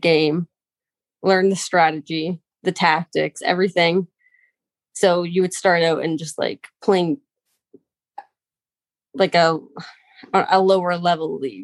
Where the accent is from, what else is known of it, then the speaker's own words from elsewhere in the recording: Calgary, Alberta, Canada; I'm born and raised in Calgary